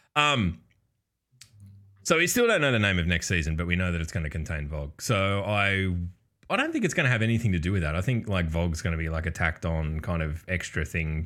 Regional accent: Australia; we're from the future, obviously, uh, being Australian.

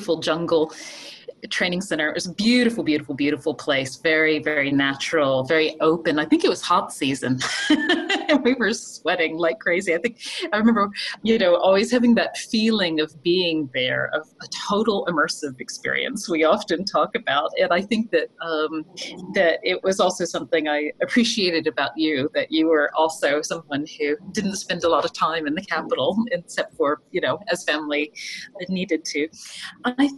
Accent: Appalachian Mountains of Virginia, United States; moved away; I'm from the Appalachian Mountains of Virginia

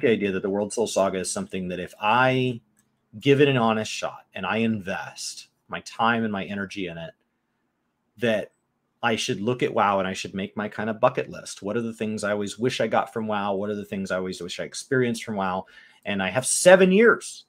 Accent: United States; I am American

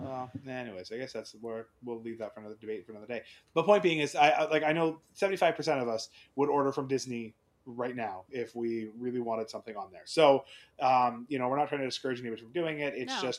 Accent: Canada; But as a Canadian, if you get a large order and it gets broken into two or three shipments, you're now paying that brokerage fee for UPS and the customs fee twice.

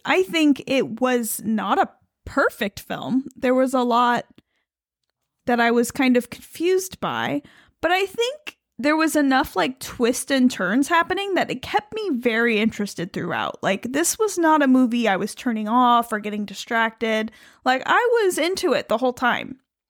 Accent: New York, United States; But I am Italian American from the capital region, and we do tend to say things like coffee

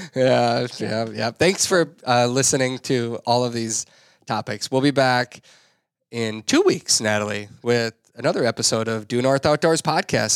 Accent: Minnesota, United States; I'm just a Minnesotan

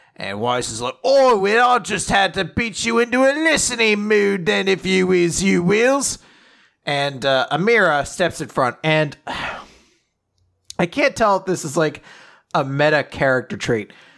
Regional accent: United States; as an American

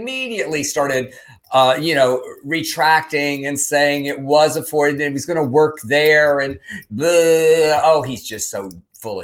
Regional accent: Texas, United States; moved away; you and I grew up in Texas

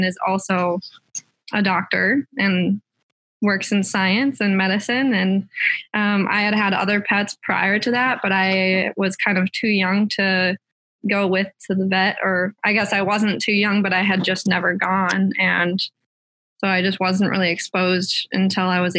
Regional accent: Minnesota, United States; I grew up in Minnesota, a small town just west of the Twin Cities

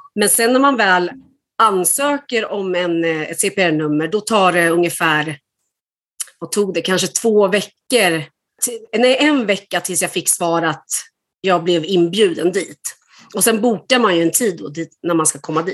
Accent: Sweden; moved away as an adult; now in Denmark; jag är född i Sverige

